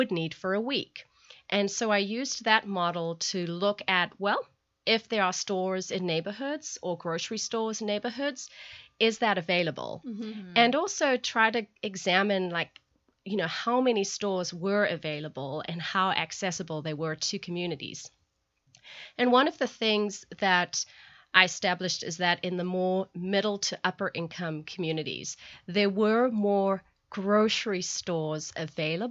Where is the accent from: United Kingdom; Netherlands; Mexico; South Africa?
South Africa; moved away; growing up in South Africa